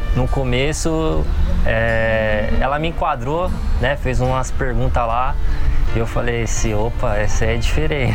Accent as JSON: {"language": "Portuguese", "town": "Guarulhos", "region": "São Paulo", "country": "Brazil", "said": "sou de Guarulhos, tenho 30 anos"}